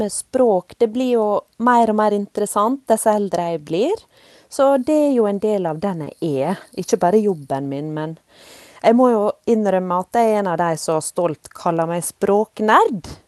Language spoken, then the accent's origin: Norwegian; Volda, Møre og Romsdal, Norway; moved away; jeg òg vokst opp i nynorske land i Volda på Sunnmøre